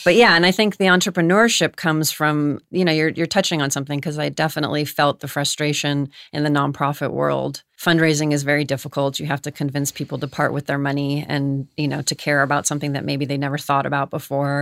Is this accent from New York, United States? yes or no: no; Los Angeles, California, United States; born and raised in Los Angeles. I'm actually a third generation born in Los Angeles.